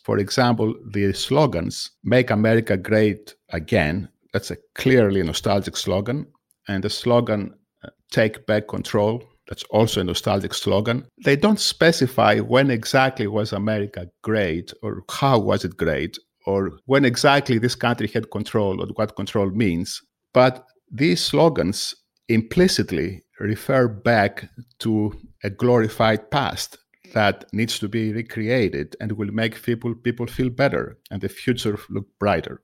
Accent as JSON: {"language": "English", "country": "Greece", "also_born_or_lived": "United States", "moved": "yes", "lives_now": "United Kingdom", "said": "I am from Greece"}